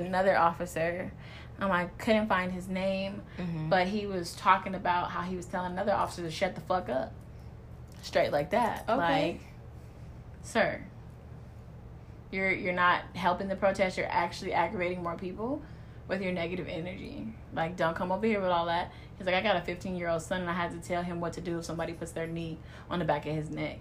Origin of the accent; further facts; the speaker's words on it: Los Angeles, California, United States; my hometown, you know, in L.A.